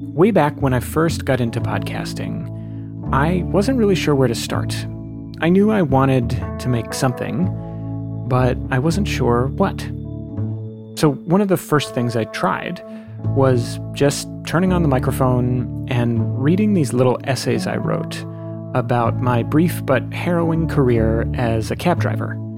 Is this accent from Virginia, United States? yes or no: yes; Alexandria, Virginia, United States; moved away as an adult; my hometown of Alexandria, Virginia